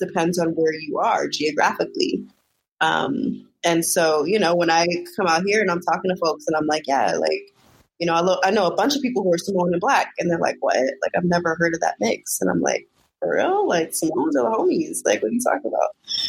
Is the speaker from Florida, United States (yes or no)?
no; San Francisco, California, United States; now in Brooklyn, United States; growing up in California, I grew up in San Francisco